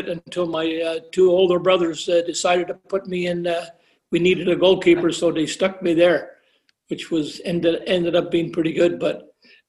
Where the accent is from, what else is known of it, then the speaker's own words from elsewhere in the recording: Montreal, Quebec, Canada; I grew up in, it was called in the West End in Montreal